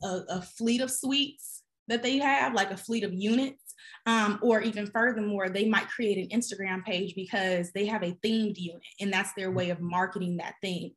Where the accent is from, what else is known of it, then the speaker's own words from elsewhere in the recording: Chicago, Illinois, United States; now in Atlanta, United States; I'm actually from Chicago. So I'm down here in Atlanta